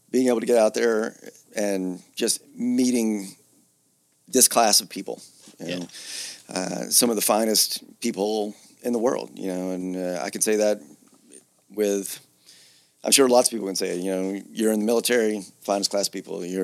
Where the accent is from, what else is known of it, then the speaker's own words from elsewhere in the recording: Georgia, United States; moved away as an adult; also born or lived in Atlanta, Georgia / Philadelphia, Pennsylvania; originally I'm from Georgia.